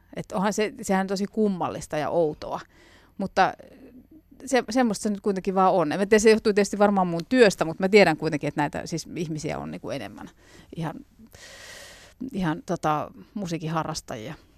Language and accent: Finnish; Jyväskylä, Central Finland, Finland; meillä päin Jyväskylässä